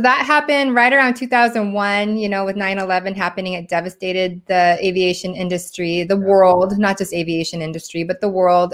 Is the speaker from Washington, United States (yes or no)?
yes; Washington, United States; also born or lived in Seoul, South Korea; now in California, United States; I grew up in Washington State uh, where it's rainy all it's not rainy all the time